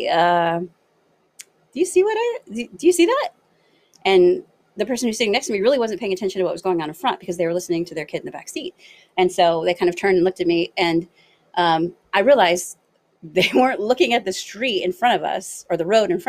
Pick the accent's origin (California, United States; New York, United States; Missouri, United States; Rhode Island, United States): California, United States; Los Angeles; moved away as an adult; also born or lived in Northeastern Ohio; now in Ohio, United States; I'm originally from Los Angeles, but I just moved to Ohio.